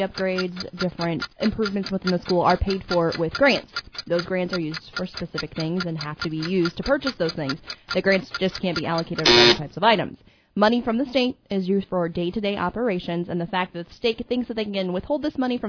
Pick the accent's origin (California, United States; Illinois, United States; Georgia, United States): Illinois, United States; Big Neck; growing up in Big Neck